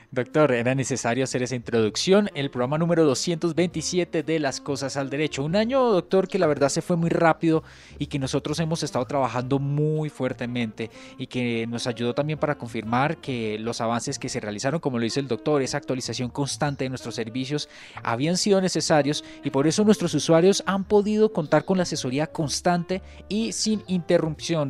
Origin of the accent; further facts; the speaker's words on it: Santander, Colombia; moved away; Yo soy de Santander